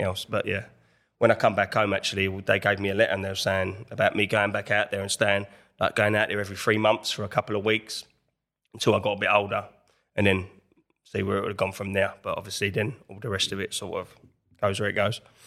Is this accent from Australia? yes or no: no; Enfield, London, United Kingdom; I'm in from Enfield, North London, that was from that area